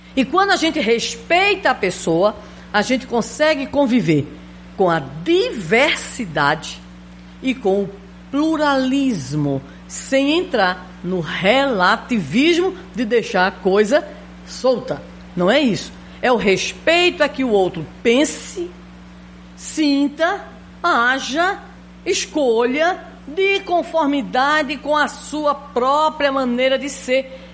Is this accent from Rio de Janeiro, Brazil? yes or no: no; Recife, Pernambuco, Brazil; Eu sou pernambucana, né? Recifense.